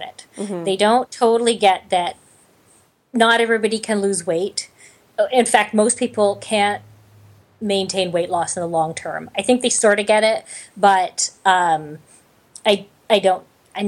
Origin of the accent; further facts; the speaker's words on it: Canada; I'm Canadian